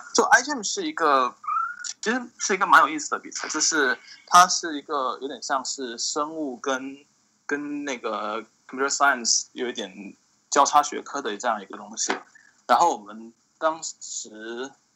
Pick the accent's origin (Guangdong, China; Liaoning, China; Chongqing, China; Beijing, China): Guangdong, China; Shantou; moved away as an adult; also born or lived in Pittsburgh, United States; now in United States; 我是广东汕头的